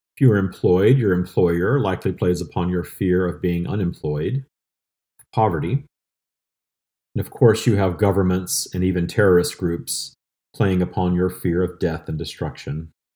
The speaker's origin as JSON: {"language": "English", "region": "the South", "country": "United States", "tie": "born or raised there", "said": "I grew up in the seventies and eighties in a small town in the South"}